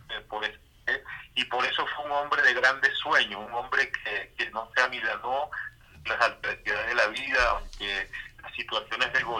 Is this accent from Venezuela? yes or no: yes; Venezuela; merecemos convivir como hermanos, como venezolanos que somos.